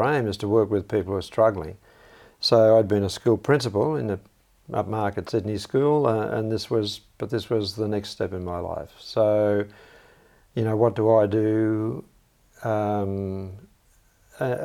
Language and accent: English; Italy; now in Canberra, Australia; I was born in Italy, and one of the things I've been really conscious of all my life is that I'm Italian. And part of that was coming to Australia in the 1950s